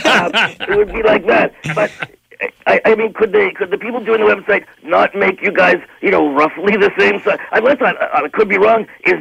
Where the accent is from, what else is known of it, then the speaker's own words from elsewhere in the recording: Canada; It's an investment in our future as Canadians with some heritage, with some media that reflects who